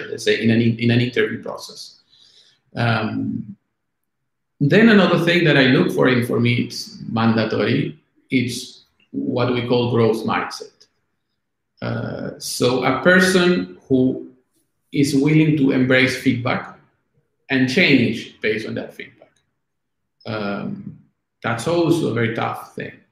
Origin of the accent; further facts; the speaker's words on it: Argentina; English is a second language; now in Italy; when I came from Argentina to Italy.